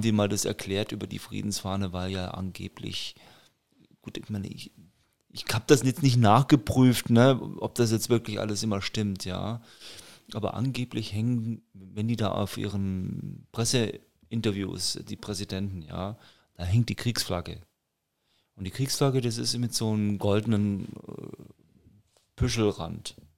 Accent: Nuremberg, Bavaria, Germany; bei uns in Nürnberg

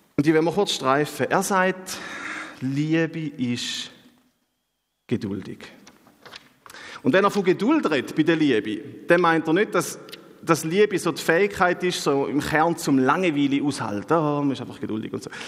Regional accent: Switzerland; bei uns in der Schweiz

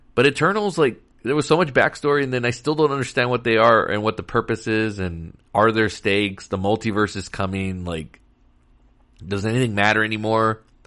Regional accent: Texas, United States; Texas, my home state

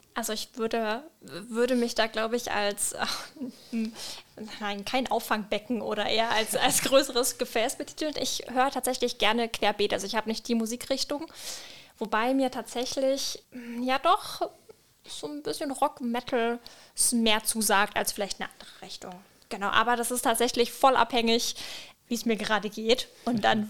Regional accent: Franconia, Bavaria, Germany; now in Palatinate, Germany; ich komme ursprünglich aus Franken

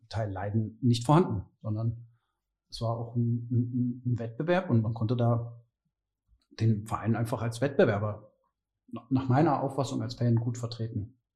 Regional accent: Berlin, Germany; als Berliner Junge, wenn du 1990 ein Bayern-Trikot trägst und damit in deine Fußballmannschaft gehst, ähm, ich habe damals beim 1. FC Wilmersdorf gespielt, das ist der Ortsteil neben Schöneberg hier in Berlin.

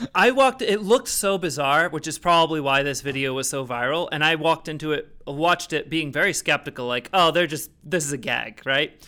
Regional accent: Rhode Island, United States; I'm from Rhode Island.

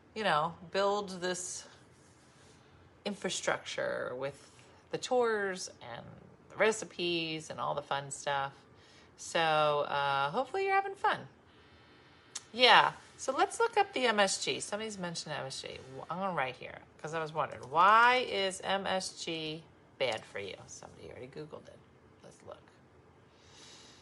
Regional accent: Binghamton, New York, United States; It's made in my hometown of Binghamton, New York

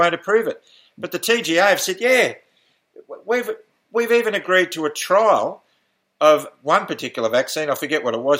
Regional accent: Australia

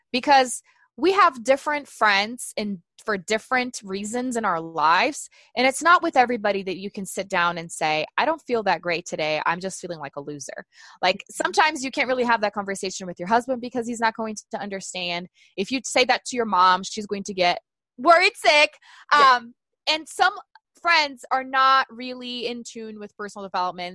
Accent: Brazil; English is a second language; moved away as an adult; also born or lived in Tulsa, Oklahoma; now in United States; growing up in Brazil

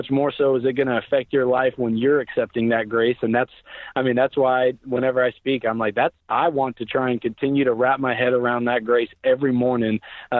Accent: Oklahoma, United States; Where now, granted, I was born and raised in Oklahoma, so I had teachers, telling us each week that they're praying for us

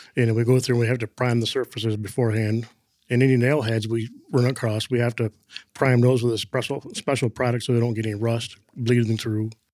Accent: Flint, Michigan, United States; I was born in Flint, Michigan, back in nineteen seventy-two

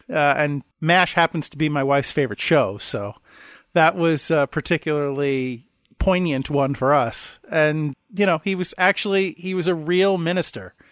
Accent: United States

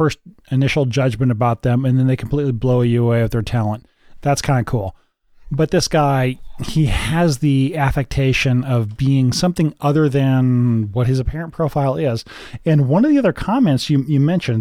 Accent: St. Marys, Kansas, United States; I grew up in St. Mary's, Kansas

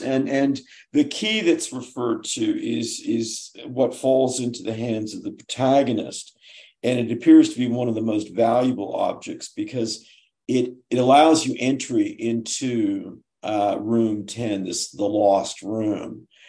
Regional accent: Oklahoma, United States; what would a kid growing up in Oklahoma who wanted to be in a band and was a skater and was kind of degenerate

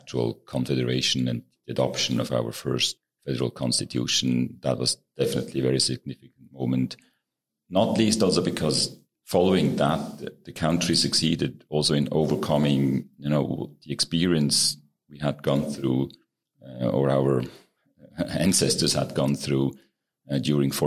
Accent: Baar, Zug, Switzerland; also born or lived in Zurich / New York; now in Geneva, Switzerland; I grew up in Switzerland. I grew up in a town called Bar in the canton of Zug, the heart of Switzerland.

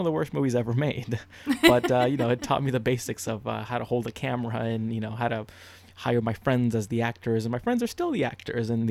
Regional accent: Honduras; moved away; I was living in Central America, which is where I was born. I was born in Honduras.

